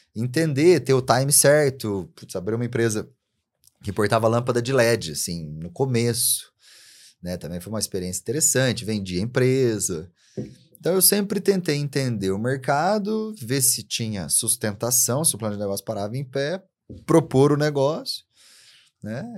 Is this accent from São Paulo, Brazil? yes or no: yes; interior of São Paulo, Brazil; eu lembro quando era criança, né? eu sou do interior de São Paulo